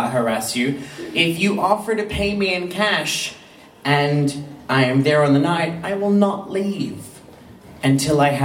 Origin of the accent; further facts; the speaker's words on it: Australia; I'm an Australian